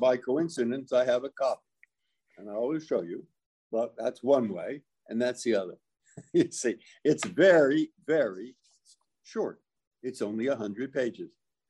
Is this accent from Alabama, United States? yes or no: no; San Francisco, California, United States; I grew up in San Francisco. Where did you go to school? I went to high school at Lowell, a public school.